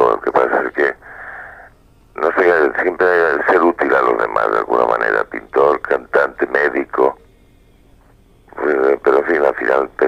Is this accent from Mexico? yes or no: no; Valencian Community, Spain; Esto se llama, en la ciudad de Elche, que está al lado de mi pueblo